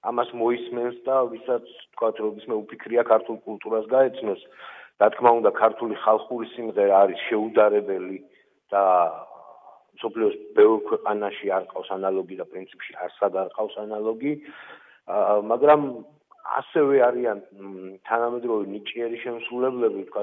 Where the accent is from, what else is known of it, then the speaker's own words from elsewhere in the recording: Tusheti, Kakheti, Georgia; now in Germany; მე თუშეთიდან ვარ, საქართველოს ულამაზესი კუთხიდან